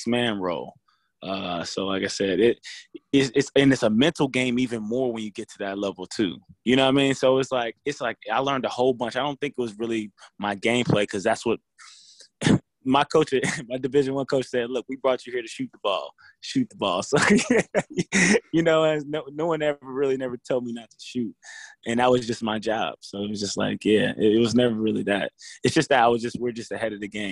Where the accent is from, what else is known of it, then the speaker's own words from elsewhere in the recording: Indiana, United States; I'm from Indiana.